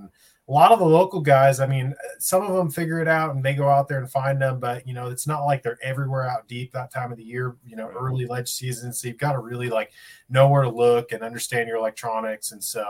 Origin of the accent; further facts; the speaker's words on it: Jacksonville, Oregon, United States; I grew up in Jacksonville, Oregon, which is real close to Medford. It's very Southern Oregon. So a real dry climate.